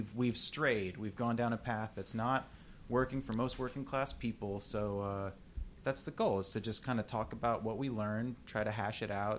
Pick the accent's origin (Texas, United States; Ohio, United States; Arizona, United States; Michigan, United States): Texas, United States; moved away as an adult; And I grew up in Texas, spent 30 years there in a pretty libertarian family.